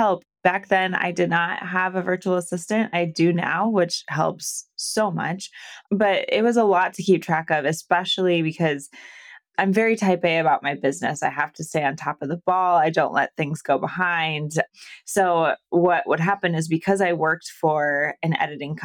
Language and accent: English; Iowa, United States; moved away as an adult; also born or lived in Arizona / California; I'm originally from Iowa. So I'm smack dab in the middle of the U.S.